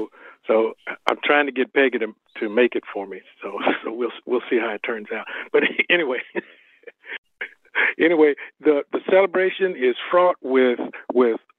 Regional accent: Fort Worth, Texas, United States; I grew up in Fort Worth in the North Texas region

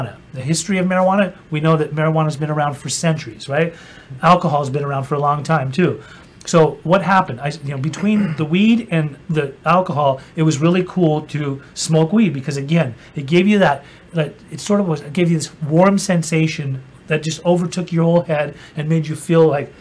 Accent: Utah, United States; I grew up in Utah

